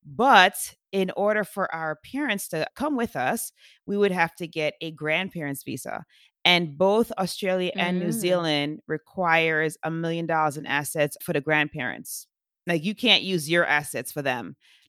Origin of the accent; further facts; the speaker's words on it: Jamaica; Because I'm from Jamaica originally.